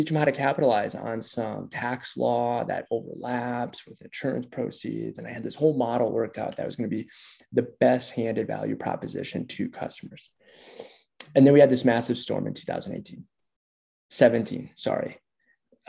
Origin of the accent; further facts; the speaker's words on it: Minneapolis, Minnesota, United States; moved away as an adult; now in Denver, United States; Minneapolis. Yeah, I grew up, born and raised in Minneapolis.